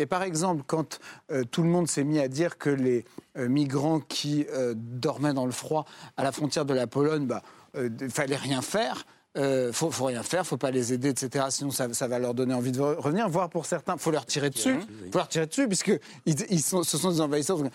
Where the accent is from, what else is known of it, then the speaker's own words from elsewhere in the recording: Jura, Bourgogne-Franche-Comté, France; Moi, je viens du Jura, où il y a un des plus beaux villages